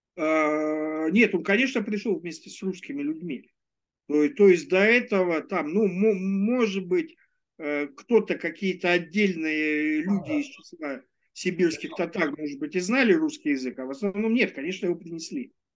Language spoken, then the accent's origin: Russian; Ulan-Ude, Buryatia, Russia; moved away; Улан-Удэ, это мой родной город